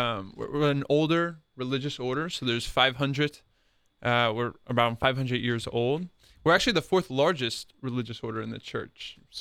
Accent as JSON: {"language": "English", "town": "West Chester", "region": "Pennsylvania", "country": "United States", "said": "So I'm a little sad that my Phillies lost the other night, but very happy that my Eagles are doing well. But yeah, a place called Westchester, Pennsylvania."}